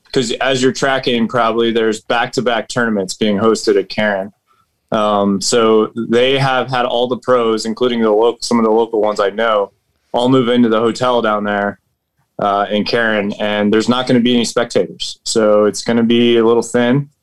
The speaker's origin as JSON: {"language": "English", "region": "Virginia", "country": "United States", "also_born_or_lived": "Washington, D.C.", "moved": "as an adult", "lives_now": "Nairobi, Kenya", "said": "I'm from Virginia"}